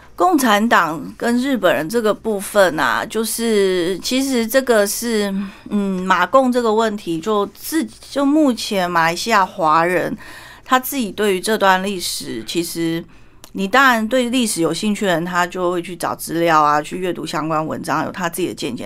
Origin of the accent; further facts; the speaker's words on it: Taiwan; also born or lived in Malaysia; 我们台湾人